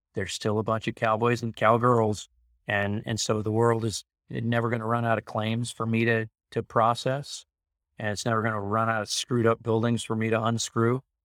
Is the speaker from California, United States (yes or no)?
yes; Carlsbad, California, United States; also born or lived in Long Beach; when I grew up in Carlsbad, there were no homeless people walking around